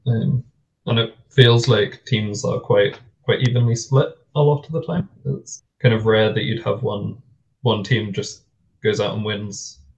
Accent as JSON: {"language": "English", "town": "Gloucester", "region": "South West England", "country": "United Kingdom", "tie": "born or raised there", "moved": "yes", "lives_now": "Scotland, United Kingdom", "said": "I grew up in the South of England, in Gloucester, and used to go and watch Gloucester rugby play every other week"}